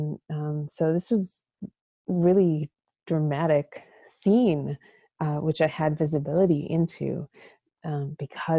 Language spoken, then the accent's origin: English; Minnesota, United States; moved away as an adult; also born or lived in China; growing up in Minnesota like I did